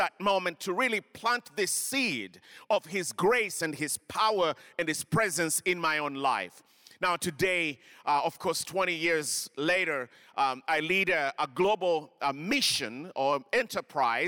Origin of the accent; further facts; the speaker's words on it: Kenya; moved away; I grew up in Kenya.